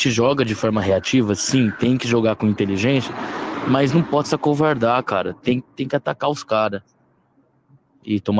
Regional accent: Marília, São Paulo, Brazil; Aqui quem fala é … sou de Marília, interior de São Paulo.

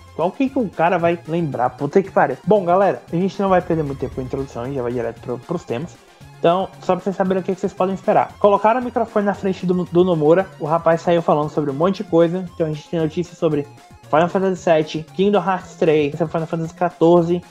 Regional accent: Brazil; como bons brasileiros

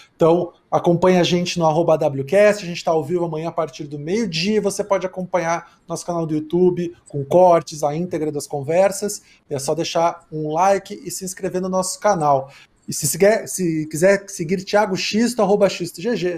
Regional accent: Porto Alegre, Rio Grande do Sul, Brazil; moved away as an adult; now in São Paulo, Brazil; eu sou de Porto Alegre e eu me mudei para cá vai fazer 16 anos já

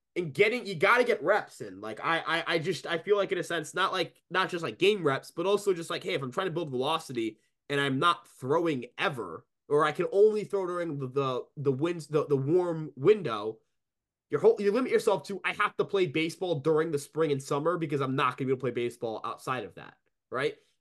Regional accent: New York, United States; as a New Yorker

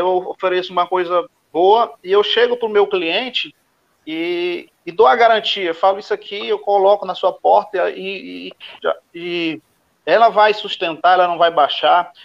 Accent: Guaraí, Tocantins, Brazil; sou do estado Tocantins, da cidade de Guaraí, no estado do Tocantins.

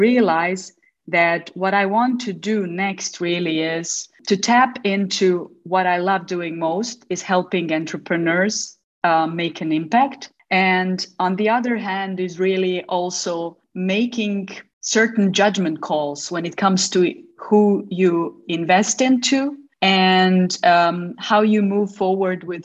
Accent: Mostar, Federation of Bosnia and Herzegovina, Bosnia & Herzegovina; while I was growing up in Mostar

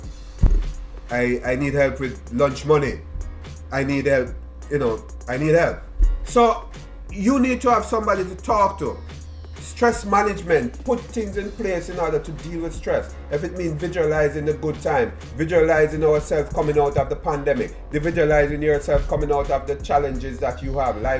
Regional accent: Jamaica; moved away; me growing up in Jamaica

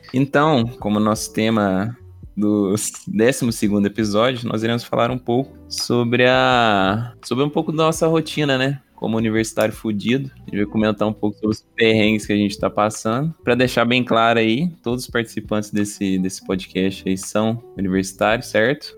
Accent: Varginha, Minas Gerais, Brazil; A gente é daqui de Varginha mesmo

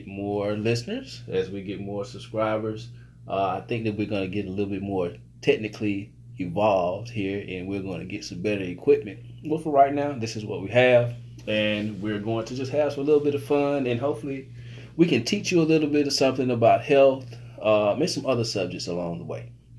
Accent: Jackson, Mississippi, United States; moved away as an adult; also born or lived in Philadelphia; now in Mooresville, United States

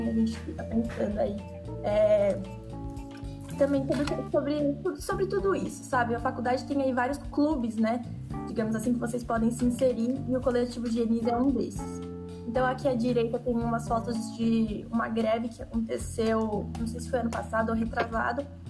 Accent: São Paulo, Brazil; eu sou de São Paulo, da capital

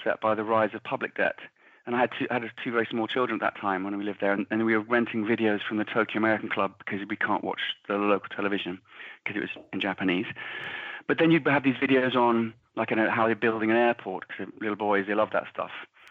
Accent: England, United Kingdom; now in Ireland; I'm living here where it looks, I'm English, obviously, but it looks very much like England.

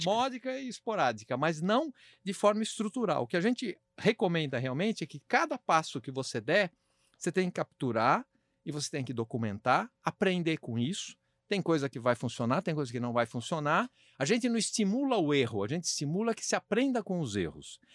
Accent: Brazil; como brasileiro

